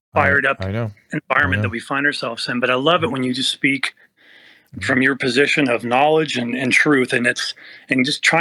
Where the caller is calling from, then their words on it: Forest Hill, California, United States; Northern California, Forest Hill area.